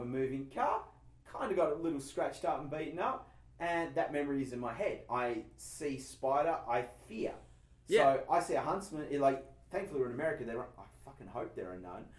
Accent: Tasmania, Australia; moved away as an adult; I grew up in Tasmania

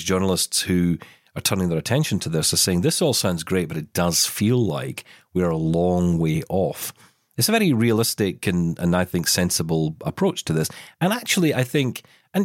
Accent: Scotland, United Kingdom; I am Scottish

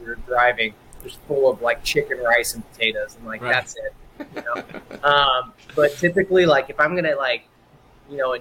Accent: Houston, Texas, United States; also born or lived in Beaumont, Texas; being born there and then moving to Houston, it's just like I was in the epicenter of Tex-Mex and Cajun food

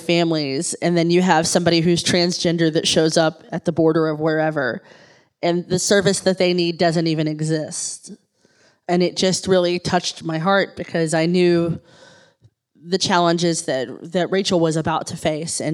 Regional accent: Kentucky, United States; I'm an English major from Kentucky.

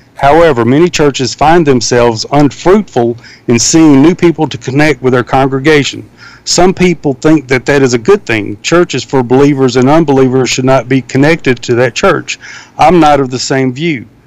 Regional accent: the South, United States; growing up in the South

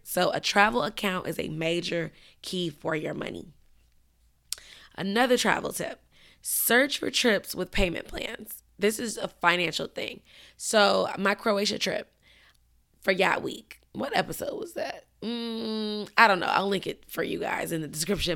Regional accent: Chicago, Illinois, United States; moved away; Chicago's my hometown.

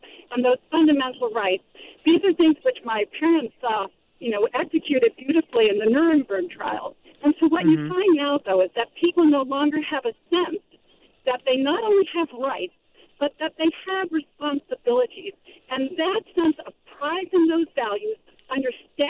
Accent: United States; first language English; also born or lived in Chapel Hill, North Carolina; I'm a second-generation American. My parents, when they came over from the Netherlands after World War II, made the very, very strong decision that English would be the first language in our house

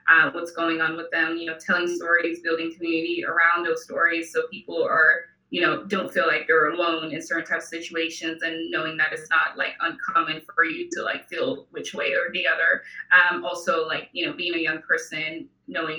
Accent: Nigeria; moved away as an adult; also born or lived in Houston, United States; now in Los Angeles, United States; I am an immigrant. So I'm originally from Nigeria. I moved to the US in 2010 for college.

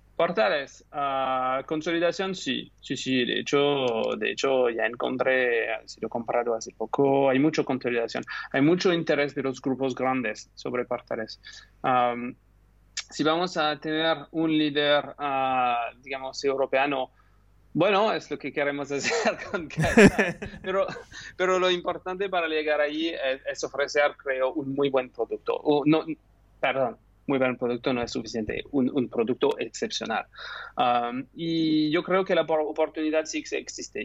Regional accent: France; Spanish is a second language; moved away as an adult; also born or lived in United Kingdom; now in Barcelona, Spain; soy francés, pero estudié en, en el Reino Unido

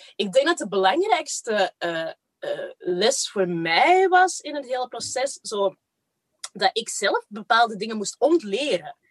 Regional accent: Kempen, Flanders, Belgium; also born or lived in Rwanda; Ik ben daar echt zo op het platteland in een all-white environment opgegroeid samen met mijn zusje

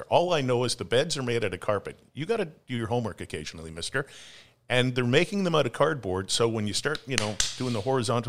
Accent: Canada; I'm Canadian.

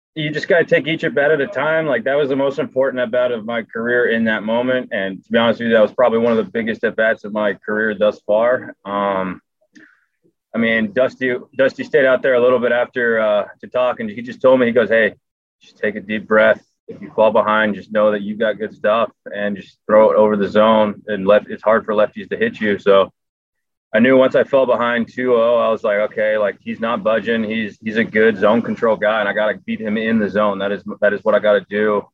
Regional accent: Southern California, United States; growing up in Southern California, I was I was not the biggest Dodger fan. I was an Anaheim fan

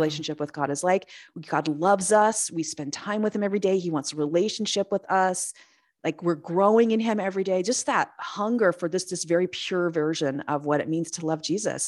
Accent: Los Angeles, California, United States; also born or lived in Missouri / North San Diego County, California; now in San Diego, United States; I lived, I grew up in San, in, um, Los Angeles

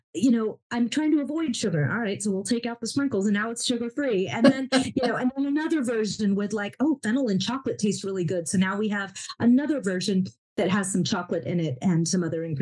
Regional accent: Alabama, United States; also born or lived in Pakistan / Iran; they brought him and my mom and myself to Alabama, where they were based

